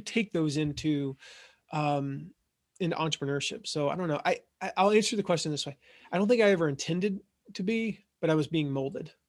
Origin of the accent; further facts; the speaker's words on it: Franklin, Tennessee, United States; I grew up in Nashville, Franklin, Tennessee